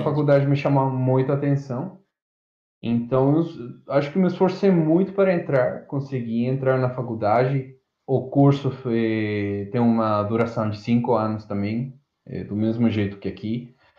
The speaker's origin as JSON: {"language": "Portuguese", "town": "Azogues", "region": "Cañar", "country": "Ecuador", "second_language": "Portuguese", "moved": "as an adult", "lives_now": "Ilha Solteira, Brazil", "said": "eu sou estrangeiro, sou do Equador"}